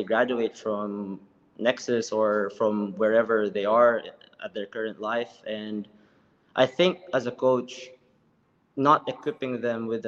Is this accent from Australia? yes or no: no; Philippines; moved away as an adult; now in Singapore; I came from the Philippines. I used to swim for my country from 2004 all the way to 2014